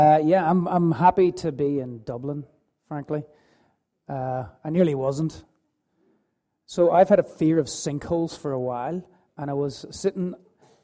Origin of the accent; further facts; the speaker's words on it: Belfast, Northern Ireland, United Kingdom; I was born in the 1970s to my mum and dad, and I grew up in Belfast.